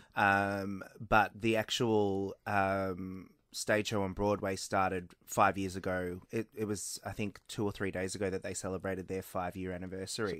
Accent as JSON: {"language": "English", "town": "Melbourne", "region": "Victoria", "country": "Australia", "tie": "born or raised there", "said": "Melbourne, which is my hometown"}